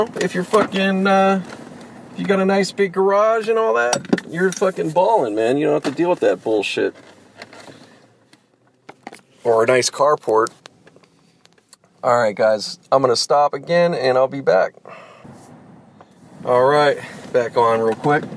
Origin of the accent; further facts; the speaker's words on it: Pittsburgh, Pennsylvania, United States; moved away; I grew up in Pittsburgh